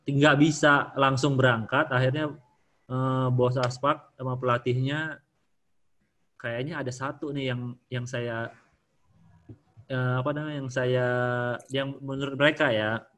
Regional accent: Tabanan, Bali, Indonesia; also born or lived in Denpasar; Dulu saya dari Tabanan.

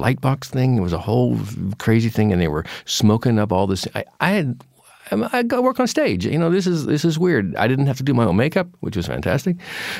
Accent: Pacific Northwest, United States; because he was from the Northwest and I was from the Northwest. And so we talked about growing up there

